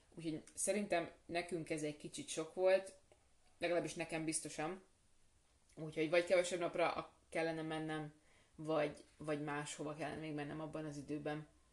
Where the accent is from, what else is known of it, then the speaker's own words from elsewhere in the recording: Hungary; magyarok vagyunk